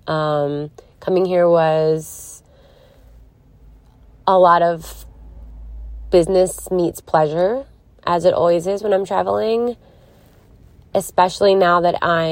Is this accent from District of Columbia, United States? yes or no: no; Philadelphia, Pennsylvania, United States; moved away; I'm coming at you from Philadelphia, Pennsylvania. My hometown. Where it all started.